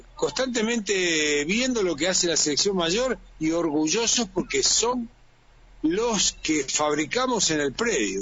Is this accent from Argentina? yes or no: yes; Argentina